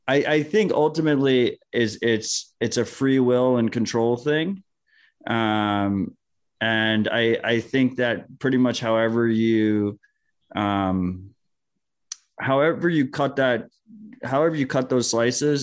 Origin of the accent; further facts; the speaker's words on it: United States; as an American